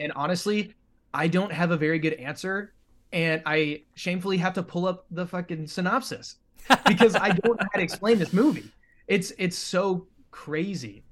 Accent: Nebraska, United States; moved away as an adult; I'm originally from Nebraska, and I moved out here just a couple

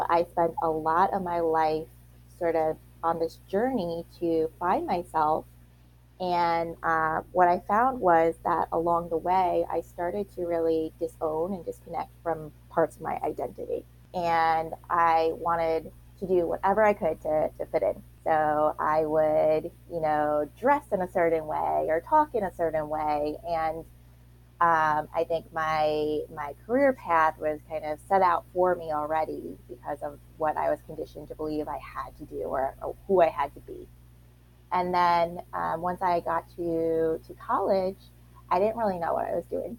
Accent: Long Island, New York, United States; I grew up, like I said, on Long Island in New York

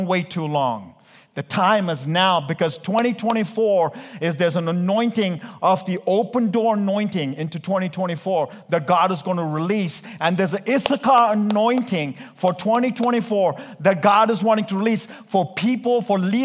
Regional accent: India; I'm Indian. We Indians preach like 2 hours.

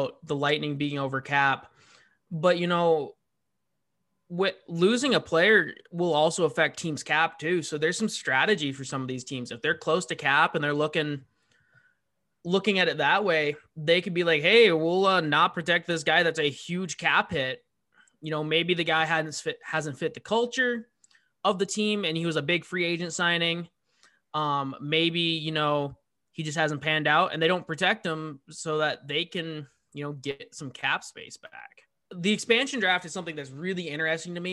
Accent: Washington, United States; Growing up in Washington

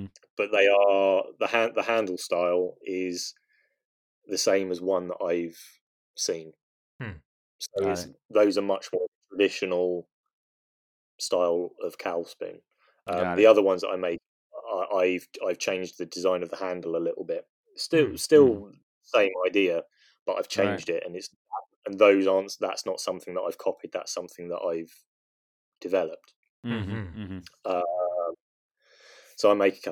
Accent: England, United Kingdom; I'm English

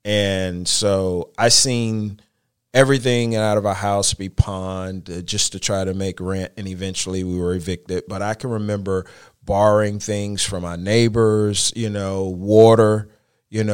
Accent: Charlotte, North Carolina, United States; I am originally from Charlotte, and I grew up in a part of Charlotte called Brooklyn.

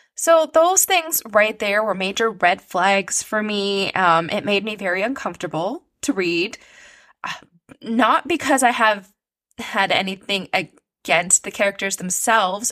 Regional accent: Canada; I am a Canadian author

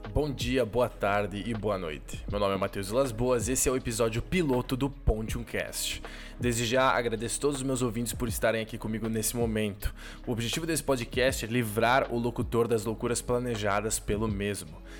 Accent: Concórdia, Santa Catarina, Brazil; moved away as an adult; also born or lived in Netherlands; eu sou natural de Concórdia, Santa Catarina, e morei quase 5 anos na Holanda

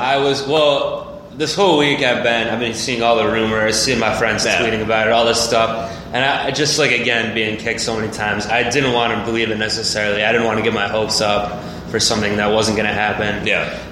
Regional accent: Cleveland, Ohio, United States; I'm from the Cleveland suburbs

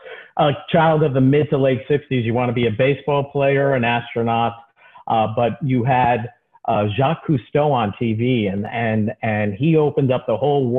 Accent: Nanuet, New York, United States; also born or lived in Bronx, New York; Originally, I'm from the Bronx, but we moved to the suburbs in Rockland County, Nanuet, New York

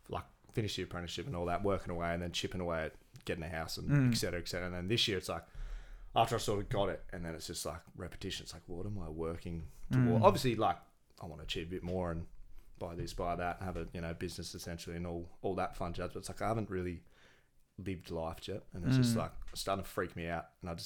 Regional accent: Gold Coast, Queensland, Australia; I'm born and bred Goldie

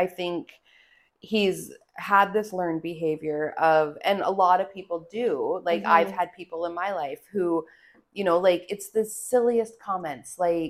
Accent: Alberta, Canada; we're both from Alberta

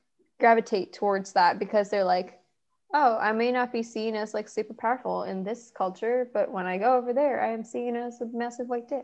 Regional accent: Thailand; just growing up in Thailand really is like we had a skewed but still like Asian childhood in the end.

